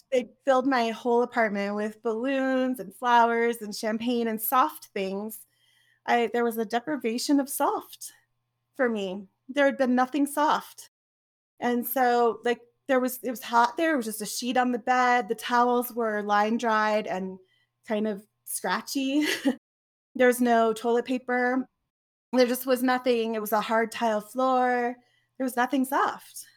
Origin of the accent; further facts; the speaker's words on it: Oregon, United States; I grew up in Oregon